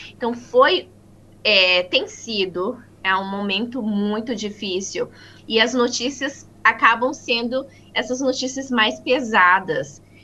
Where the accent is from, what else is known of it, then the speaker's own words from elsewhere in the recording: Maringá, Paraná, Brazil; moved away as an adult; now in New Zealand; Eu sou do estado do Paraná, de uma cidade chamada Maringá